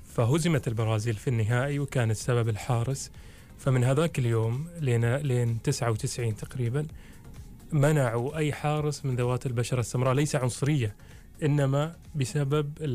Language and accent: Arabic; Oman; عندنا في عمان